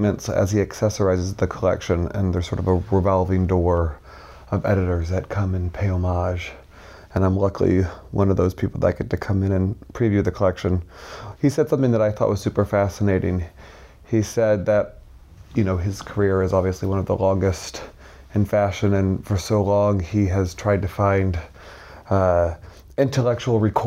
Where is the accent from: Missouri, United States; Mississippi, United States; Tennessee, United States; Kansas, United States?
Missouri, United States; St. Louis; moved away as an adult; also born or lived in New York; Born and raised in St. Louis, Missouri